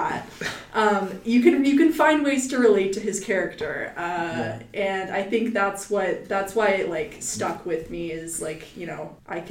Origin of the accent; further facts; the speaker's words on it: Texas, United States; I'm from Texas, and although I don't live on the Gulf Coast part of it